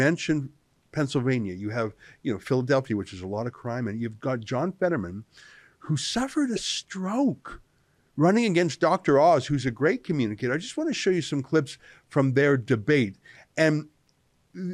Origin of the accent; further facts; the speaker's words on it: Alberta and BC, Canada; also born or lived in British Columbia; I grew up in Alberta and BC